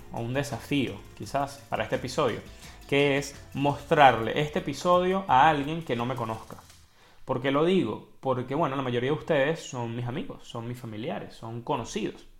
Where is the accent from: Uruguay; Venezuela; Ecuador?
Venezuela; moved away as an adult; now in Ireland; soy de Venezuela